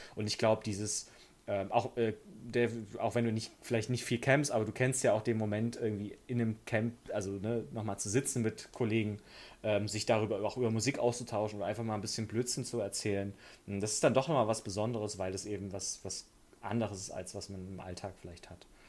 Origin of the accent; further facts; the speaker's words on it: Germany; als Deutscher